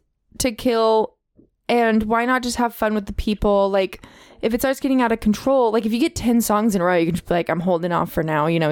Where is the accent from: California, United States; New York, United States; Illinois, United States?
California, United States; the Bay Area; Because we're all from the Bay.